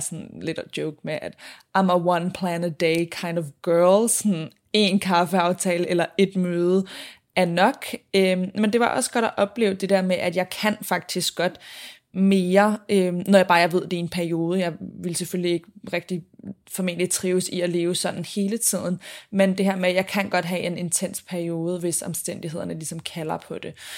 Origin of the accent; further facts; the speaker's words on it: Copenhagen, Capital Region of Denmark, Denmark; moved away as an adult; now in Sydney, Australia; jeg blandt andet har været hjemme i København